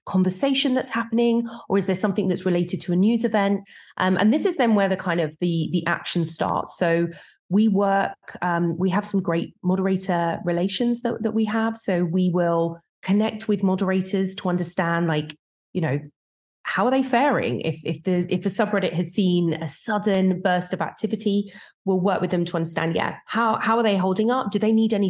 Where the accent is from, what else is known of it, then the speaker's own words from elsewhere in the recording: United Kingdom; born and bred in the UK